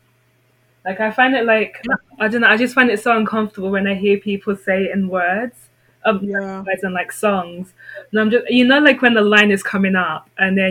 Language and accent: English; London, United Kingdom; moved away as an adult; growing up in London where there's so much diversity